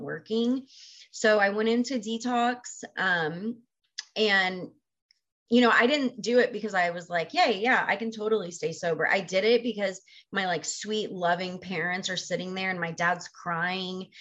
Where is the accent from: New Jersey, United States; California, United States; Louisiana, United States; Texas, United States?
Texas, United States; moved away as an adult; I grew up in Texas. I'm originally from Texas and lived there for the first 22 years